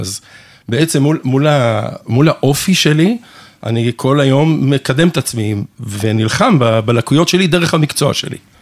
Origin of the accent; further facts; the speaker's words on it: Canada; also born or lived in England; now in Israel; אני נולדתי בקנדה, ההורים שלי אנגלים, והם ממש אנגלים, אז אני חי, חייתי בקופסה שלהם, ואני ממש חצי, אני ישראלי לגמרי באופי שלי